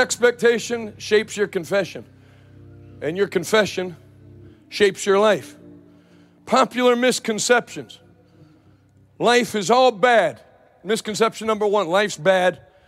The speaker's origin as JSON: {"language": "English", "town": "Pittsburgh", "region": "Pennsylvania", "country": "United States", "said": "I'm from Pittsburgh. I live in Pittsburgh now, most, you know, a few days a year"}